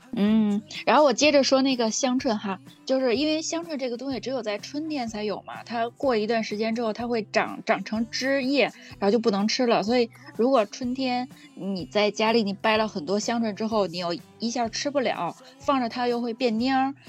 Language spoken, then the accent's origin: Chinese; Beijing, China; 然后我小的时候在，就是北京这边嘛，还会吃那种就是在地里挖的野菜